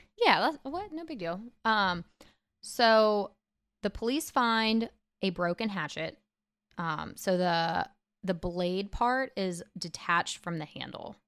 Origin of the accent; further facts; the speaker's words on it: Pittsburgh area, Pennsylvania, United States; I'm, like, twenty minutes from Pittsburgh, so I am from Pittsburgh